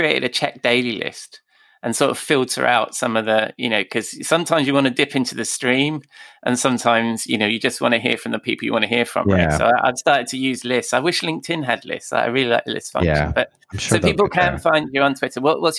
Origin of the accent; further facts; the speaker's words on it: London, United Kingdom; also born or lived in Oxford / United States; now in near Oxford, United Kingdom; I'm a Londoner, so I was born in London. So even though I live outside London near Oxford